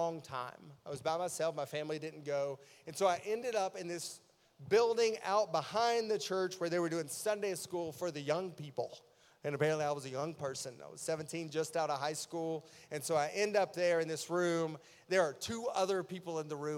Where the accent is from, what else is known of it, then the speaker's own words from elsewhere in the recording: East Tennessee, United States; I grew up in East Tennessee